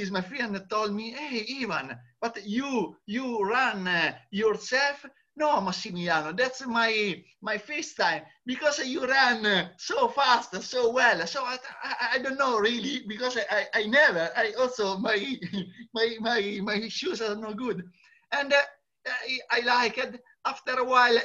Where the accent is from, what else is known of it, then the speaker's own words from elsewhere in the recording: Italy; I am Italian